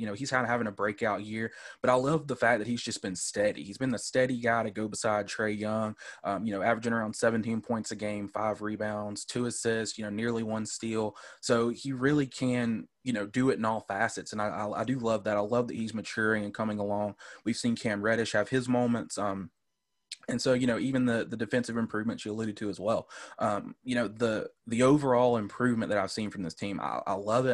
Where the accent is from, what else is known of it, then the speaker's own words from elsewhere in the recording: Homer, Georgia, United States; accent: Southern drawl; I'm from a small town. We're about an hour and a half north, uh, called Homer, Georgia